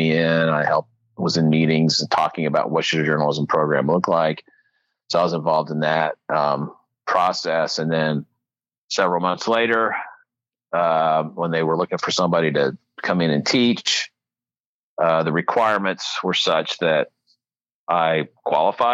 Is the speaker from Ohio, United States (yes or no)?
yes; New Carlisle, Ohio, United States; also born or lived in Virginia; I grew up in this area. I'm from New Carlisle.